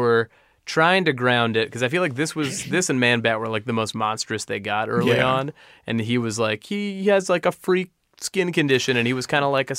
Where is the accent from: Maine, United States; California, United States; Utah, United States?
California, United States; Los Angeles; where I grew up. I love you, L.A. I felt bad shitting on my hometown.